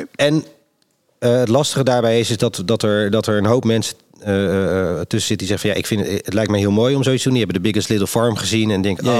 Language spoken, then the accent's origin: Dutch; Rotterdam, South Holland, Netherlands; ik kom natuurlijk uit Rotterdam